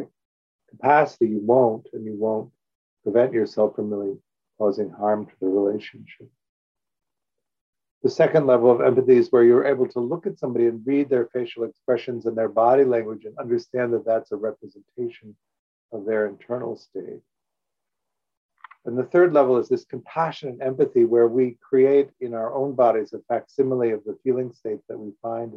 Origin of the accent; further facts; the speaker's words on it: Evanston, Illinois, United States; I grew up in Evanston, Illinois